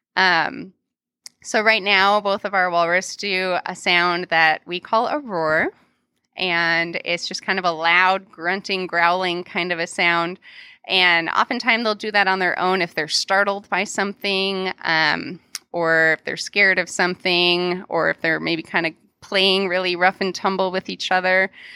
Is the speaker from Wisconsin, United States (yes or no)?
yes; Milwaukee, Wisconsin, United States; moved away; the Milwaukee County Zoo, uh, which is my hometown.